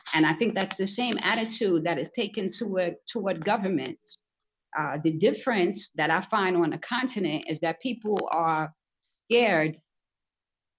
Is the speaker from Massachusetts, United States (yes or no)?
no; New York City, New York, United States; moved away as an adult; also born or lived in Pennsylvania / United Kingdom; now in Gambia; I lived in Brooklyn, New York City for many years. I'm from Brooklyn